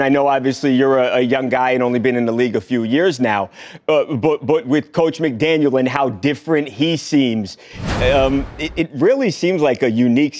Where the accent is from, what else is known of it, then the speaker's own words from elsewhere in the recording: New York, United States; I'm from New York, Javon.